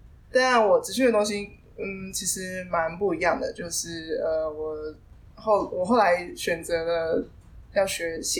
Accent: Kaohsiung, Taiwan; moved away as an adult; now in Taichung, Taiwan; 我是高雄人。那其实在这之前我并没有北漂过，就是从小就在在就在高雄呃长大，然后念书。这是来台中是因为要职训，

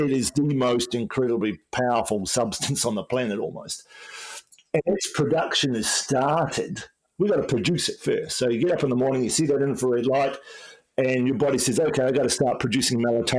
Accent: Wellington, New Zealand; when I grew up in New Zealand in the 1970s, you know, there wasn't much sun in Wellington.

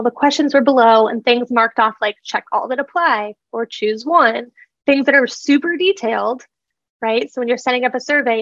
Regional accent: Nebraska, United States; I'm a girl from Nebraska, just running a little business here in Lincoln

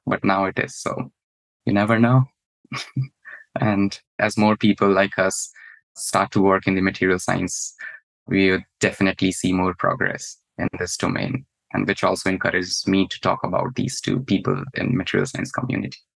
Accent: India; moved away as an adult; now in United States; my home country back in India

